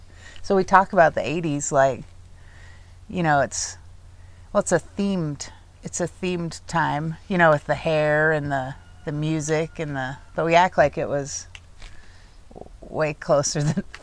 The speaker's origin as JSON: {"language": "English", "town": "Juneau", "region": "Alaska", "country": "United States", "tie": "born or raised there", "moved": "yes", "said": "when I grew up in Juneau"}